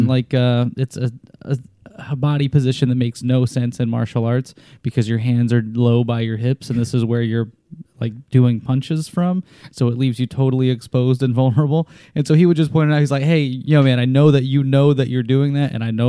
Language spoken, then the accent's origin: English; Salt Lake City, Utah, United States; moved away; I grew up in Salt Lake City.